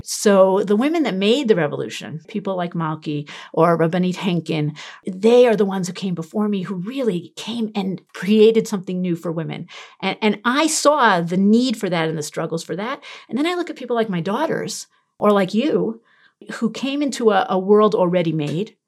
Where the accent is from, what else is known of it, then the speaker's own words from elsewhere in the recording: New York City, New York, United States; moved away; I'm from Brooklyn